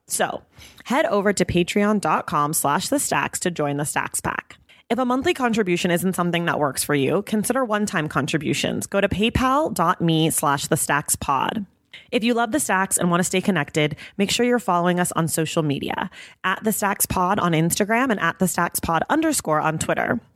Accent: Bay Area, California, United States; I grew up in the Bay Area

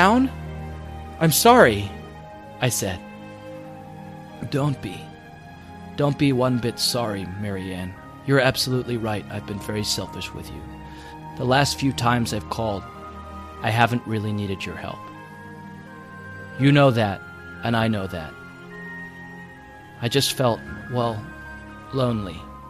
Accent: United Kingdom; We're British, so we don't really do that.

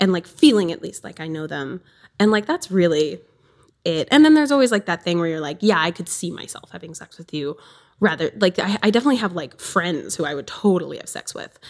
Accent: southern Wisconsin, United States; so I'm from Wisconsin, southern Wisconsin. I'm on the border.

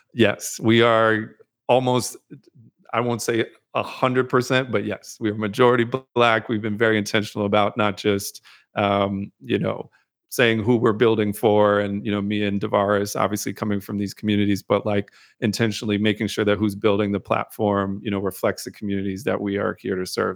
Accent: Amherst, Massachusetts, United States; moved away as an adult; also born or lived in North Carolina / Brooklyn, New York; I was born in North Carolina, grew up in the Northeast, Massachusetts

